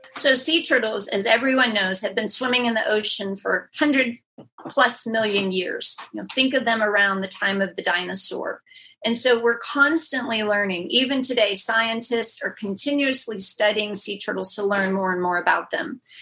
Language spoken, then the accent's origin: English; just outside of Pittsburgh, Western Pennsylvania, United States; born or raised there; moved away as an adult; also born or lived in Houston